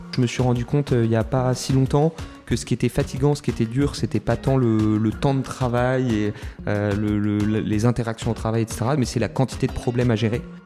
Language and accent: French; Toulon, Provence-Alpes-Côte d'Azur, France; j'ai grandi à Toulon, deuxième d'une famille de neuf enfants.